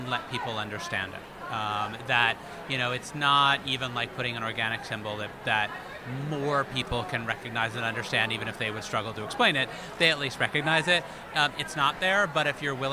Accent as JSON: {"language": "English", "region": "Southern California", "country": "United States", "moved": "yes", "lives_now": "Northern New England, United States", "said": "I'm originally from Southern California and I now live in Northern New England."}